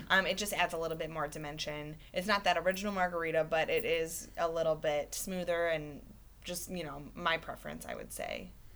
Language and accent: English; Michigan, United States; moved away as an adult; now in Oklahoma, United States; I'm originally from Michigan and I moved to Oklahoma specifically for this job position